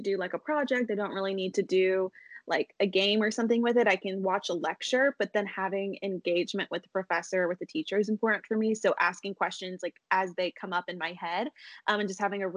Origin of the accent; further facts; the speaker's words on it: East Tennessee, United States; now in Nashville, United States; I grew up in East Tennessee, right near the mountains